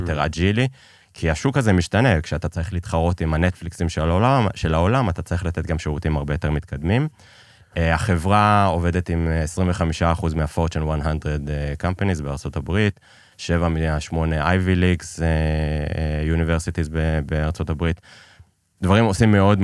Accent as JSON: {"language": "Hebrew", "country": "Israel", "tie": "born or raised there", "also_born_or_lived": "Iran", "said": "שיחדו את לשכת ההגירה כדי שייתנו לנו לצאת מאיראן"}